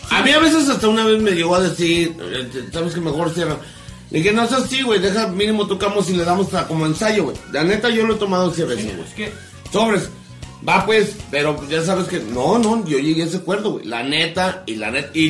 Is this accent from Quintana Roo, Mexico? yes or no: no; Ciudad Manuel Doblado, Guanajuato, Mexico; también somos de Ciudad Manuel Doblado, claro que sí, Muni, pues.